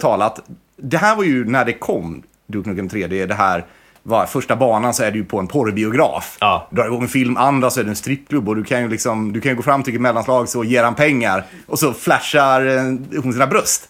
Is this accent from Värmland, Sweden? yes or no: no; Varberg, Halland County, Sweden; moved away; Jag är från Varberg från början.